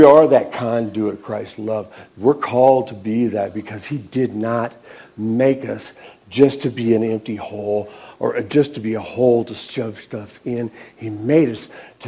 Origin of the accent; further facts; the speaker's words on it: Nebraska, United States; I was raised in Nebraska, we went to a Lutheran church when I was a kid